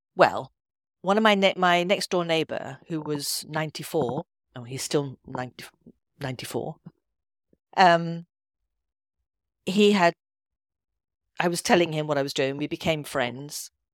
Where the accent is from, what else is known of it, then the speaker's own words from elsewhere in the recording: Edinburgh, Scotland, United Kingdom; moved away; also born or lived in London; I wanted to be back in Scotland 'cause I am, I'm from Edinburgh originally.